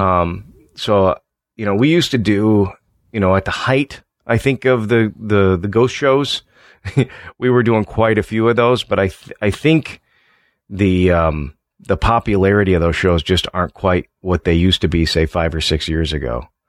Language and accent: English; Illinois, United States; also born or lived in LaSalle-Peru, Illinois (Starved Rock area); I'm from Illinois